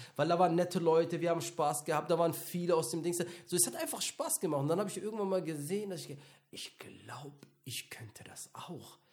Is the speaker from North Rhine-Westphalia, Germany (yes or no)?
yes; Mönchengladbach, North Rhine-Westphalia, Germany; ich bin in München-Gladbach aufgewachsen